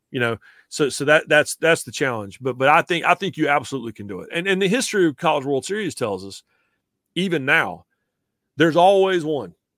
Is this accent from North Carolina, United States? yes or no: yes; North Carolina, United States; also born or lived in Greenville, South Carolina / Boone, North Carolina; when I was a kid growing up in North Carolina